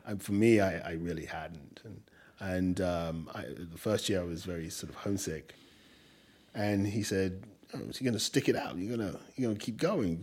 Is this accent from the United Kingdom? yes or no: yes; England, United Kingdom; accent: English; also born or lived in Nigeria; now in New York, United States; my English accent